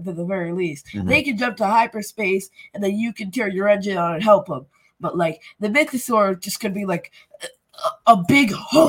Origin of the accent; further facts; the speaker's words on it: United States; I mean, I am American